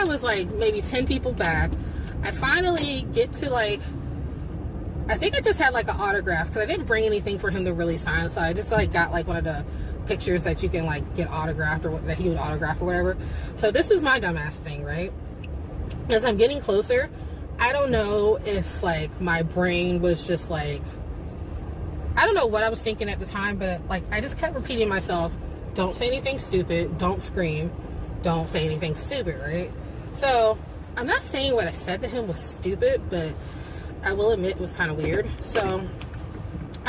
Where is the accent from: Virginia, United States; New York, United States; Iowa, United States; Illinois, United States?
Virginia, United States; accent: country accent; I kind of have an accent because I'm from Virginia, and some people pick up on it, other people don't, but in certain situations like the country accent comes out